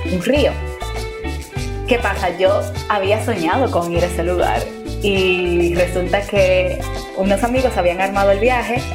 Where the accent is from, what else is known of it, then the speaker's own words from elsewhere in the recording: Dominican Republic; tengo 26